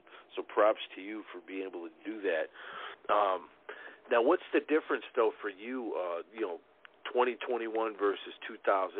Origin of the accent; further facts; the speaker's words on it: Chicago, Illinois, United States; now in southern Illinois, United States; I come from Chicago, and I moved down to southern Illinois.